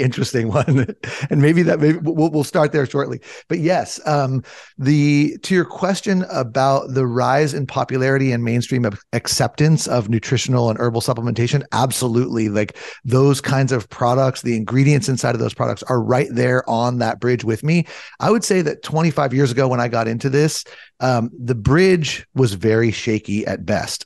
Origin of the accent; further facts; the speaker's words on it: Southern California, United States; I grew up in Southern California